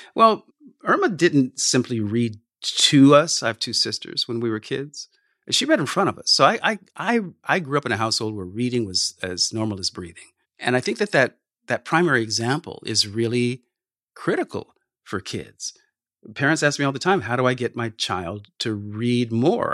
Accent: California, United States; I grew up in California and not in the Midwest

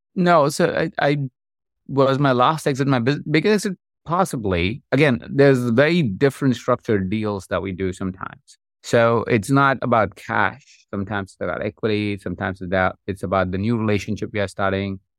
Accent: India; moved away; I grew up in India. That's where I, I'm from.

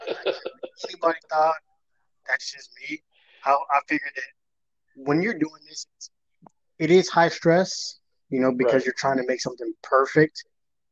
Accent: Las Vegas, Nevada, United States; moved away as an adult; I was born and raised in Vegas. I'm from Vegas

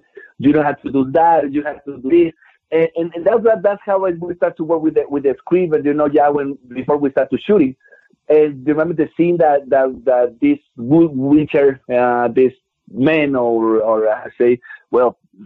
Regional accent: Durango, Mexico; I was born back in Durango, Mexico

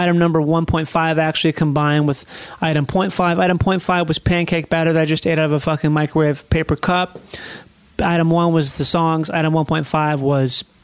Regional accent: Minnesota, United States; moved away; I'm from Minnesota

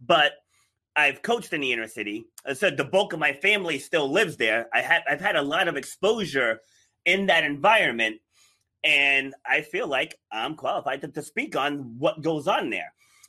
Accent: New York City, New York, United States; born there; So I was born in New York City. So, you know, my parents lived in the projects, but I was raised rural.

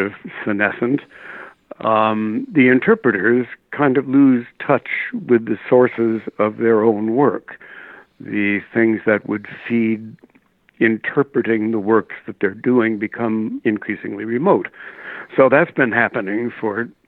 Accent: New York City, New York, United States; also born or lived in Nebraska; we moved east during the war when I was still a kid, and I've been basically an Upper West Sider ever since then

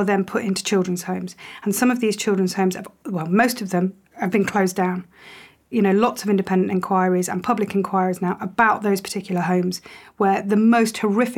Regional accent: United Kingdom; I don't feel very English at all. I'm British, but I don't feel very English. My family were Polish, Irish.

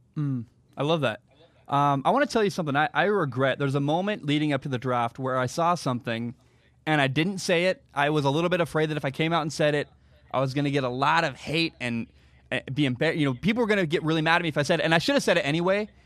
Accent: Portland, Oregon, United States; I grew up in the Portland area

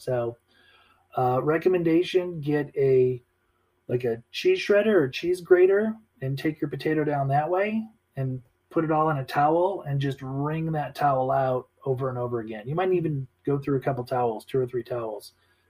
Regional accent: Midwest, United States; Like I said, growing up in the Midwest, Italian family.

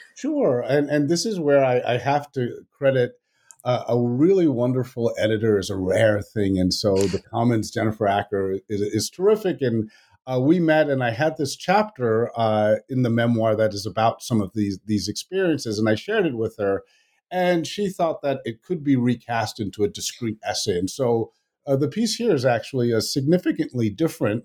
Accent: Washington, District of Columbia, United States; first language Tamil; also born or lived in Madras (Chennai), India; though I was born in Washington, D C

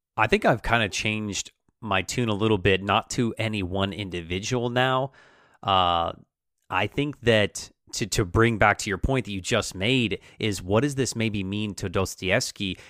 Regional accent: United States; How do we identify as American, our our national identity

